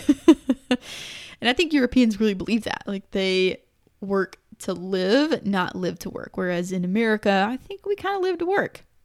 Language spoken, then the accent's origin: English; United States; I'm obviously American